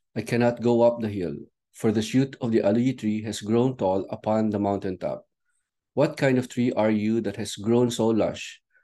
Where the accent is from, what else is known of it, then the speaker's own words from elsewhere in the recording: Ivana, Cagayan Valley, Philippines; my hometown, Ivana, in Batan Island.